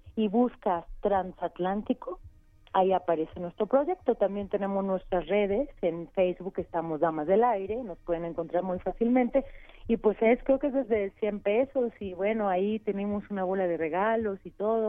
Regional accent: Mexico; lo que somos como mexicanos contemporáneos, como mexicanas

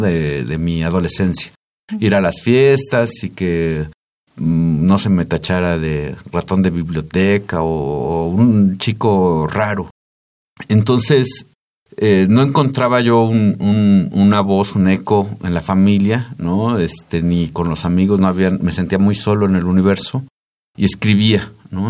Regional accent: Tizayuca, Hidalgo, Mexico; En ese pueblo de donde soy yo

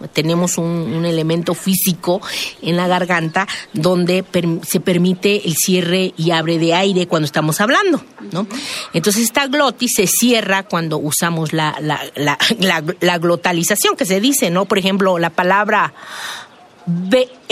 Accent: San Juan Mixtepec, Oaxaca, Mexico; also born or lived in Juxtlahuaca; de donde yo vengo, de la montaña, de, San Juan Mixtepec

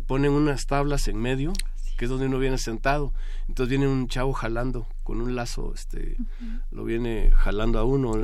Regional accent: Pajapita, San Marcos, Guatemala; moved away as an adult; now in Mexico; Cuando estudié desde chiquito, de niño, me acuerdo que me iba de Pajapita a una aldea, a Las Palmas

